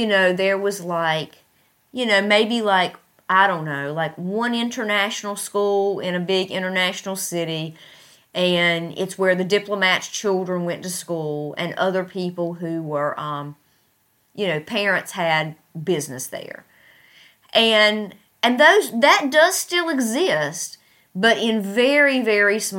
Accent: United States; moved away as an adult; now in Tashkent, Uzbekistan; At the primary university in my hometown that has, that's very prestigious

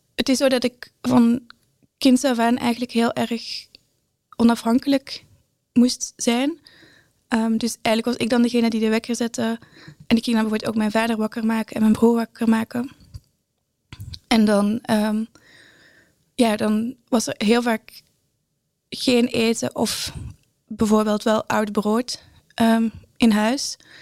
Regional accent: Brussels, Brussels-Capital Region, Belgium; moved away as an adult; now in Breda, Netherlands; ik ben inderdaad opgegroeid in Brussel en eh, inmiddels woon ik al zes jaar in Nederland.

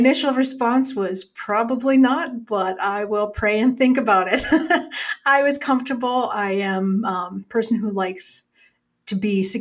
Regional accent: small town Alberta, Canada; I am originally a small town Alberta girl. I grew up small town here

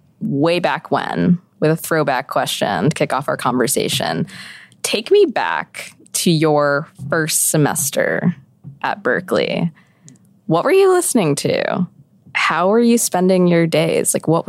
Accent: Chicago, Illinois, United States; now in New York, United States; And my family is from Mexico and Puerto Rico. I grew up in Chicago, but now I am based in New York.

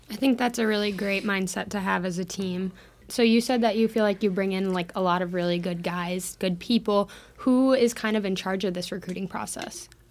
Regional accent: Minnesota, United States; I'm from Minnesota too

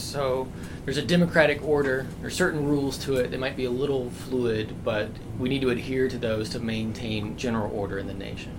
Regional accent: Deep South, United States; I grew up in the Deep South, evangelical Christianity

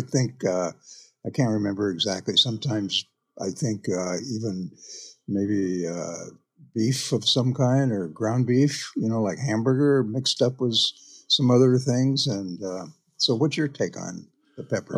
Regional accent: Iowa, United States; now in Bainbridge Island, United States; where I grew up in Iowa

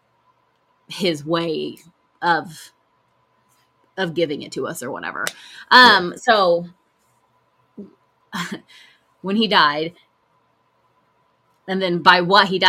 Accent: El Reno, Oklahoma, United States; where we grew up in El Reno

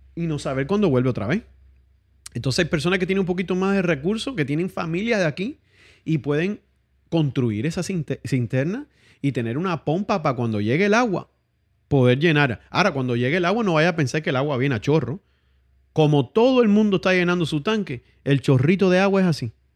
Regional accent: Santiago de Cuba, Cuba; now in Miami, United States; Santiago de Cuba, que es de donde yo soy

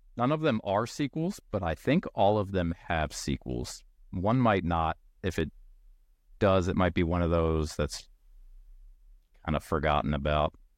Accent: Maryland, United States; I'm also from Maryland

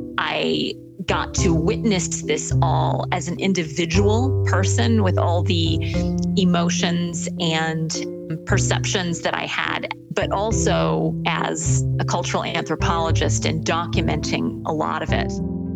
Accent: East Lansing, Michigan, United States; moved away as an adult; also born or lived in Israel / Austin, Texas; I was born in East Lansing, Michigan, in a mixed marriage. My dad was Jewish and my mom was not. She was Christian, grew up in a Lutheran home. And by halakha or Jewish law, I wasn't Jewish at all.

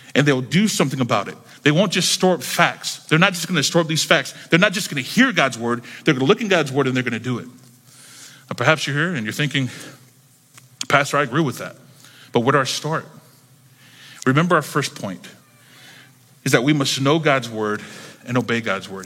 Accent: Jacksonville, North Carolina, United States; moved away as an adult; now in Miami, United States; I grew up in North Carolina

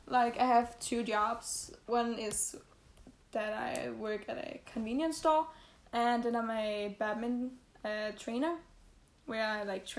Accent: Denmark; English is a second language; That is very Danish.

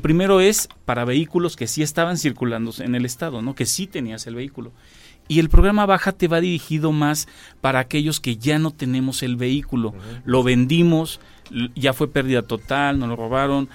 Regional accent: Querétaro, Mexico; la esencia que somos los queretanos, ¿no? De, del arraigo que tenemos de nuestro, pues ahora sí que de nuestro origen y de aquí, de nuestro estado

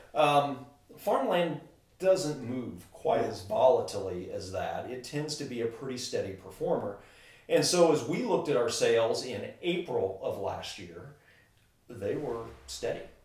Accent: Wabash, Indiana, United States; I grew up in Wabash

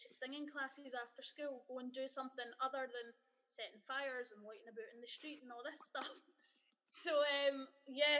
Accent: Kirkcaldy, Scotland, United Kingdom; also born or lived in Glasgow; now in Edinburgh, United Kingdom; I grew up in Kirkcaldy in Fife, or KDY

